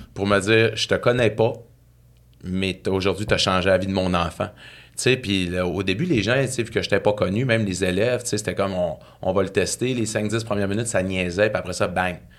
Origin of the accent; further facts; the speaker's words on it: Saguenay, Quebec, Canada; now in Saint-Lazare, Canada; je viens du Saguenay, euh, d'une petite ville à côté de Chicoutimi qui s'appelle Ville-de-l'Abbé